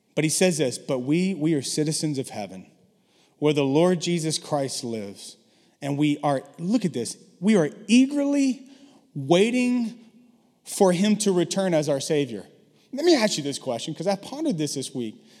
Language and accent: English; the South, United States; now in San Francisco, United States; I grew up in the South.